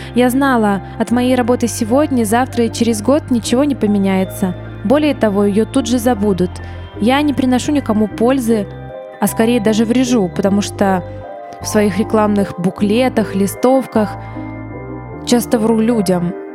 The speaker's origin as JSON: {"language": "Russian", "town": "Kryvyi Rih", "region": "Dnipropetrovsk Oblast", "country": "Ukraine", "tie": "born or raised there", "also_born_or_lived": "Odesa", "moved": "as an adult", "said": "в родном городе"}